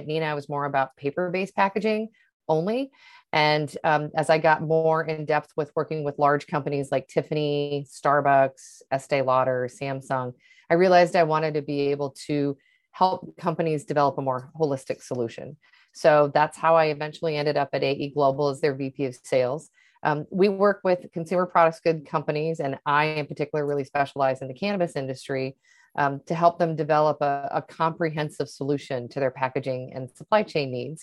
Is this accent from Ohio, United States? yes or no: no; Portland, Oregon, United States; also born or lived in Seattle; now in Miami, United States; I grew up in Portland, Oregon.